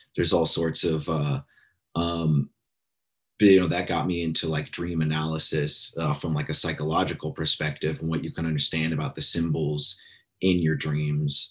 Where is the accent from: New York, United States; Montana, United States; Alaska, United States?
Alaska, United States; now in Bay Area, United States; I grew up in Alaska. I'm here in California now in the Bay Area